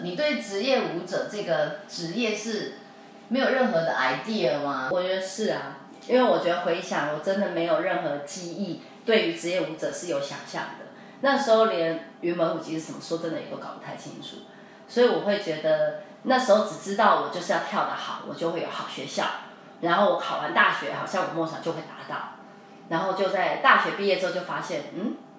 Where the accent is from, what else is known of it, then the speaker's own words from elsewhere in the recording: Taiwan; 为什么我是台湾人